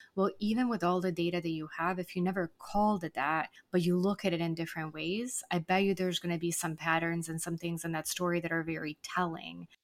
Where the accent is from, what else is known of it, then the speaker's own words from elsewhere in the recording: Serbia; now in Buenos Aires, Argentina; I'm actually originally from Serbia, so my parents are visiting from there